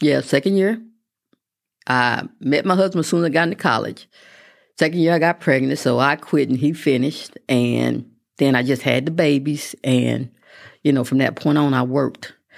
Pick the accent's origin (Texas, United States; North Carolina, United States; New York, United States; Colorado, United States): Texas, United States; Midland; also born or lived in Mineral Wells, Texas; I was born in Mineral Wells, but I went to middle school and high school in Midland